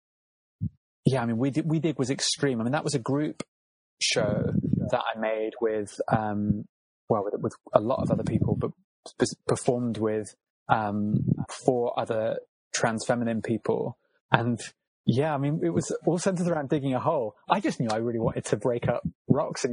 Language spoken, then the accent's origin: English; Cornwall, South West England, United Kingdom; I'm from Cornwall, and the mining industry is a really big feature of Cornish landscape and my growing up